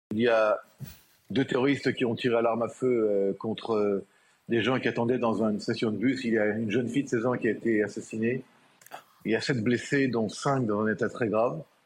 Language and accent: French; Israel; chez nous en Israël